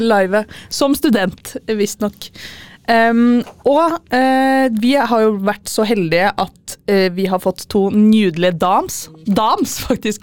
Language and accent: Norwegian; Fredrikstad, Østfold, Norway; also born or lived in Trondheim; mest hjemme i Fredrikstad.